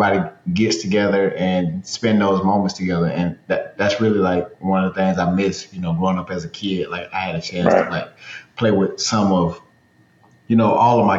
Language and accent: English; the South, United States; Growing up in the South, man